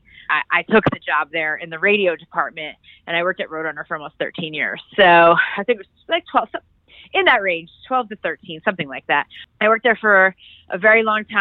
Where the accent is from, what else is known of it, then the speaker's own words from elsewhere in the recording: outside Philadelphia, Pennsylvania, United States; I grew up right outside of Philly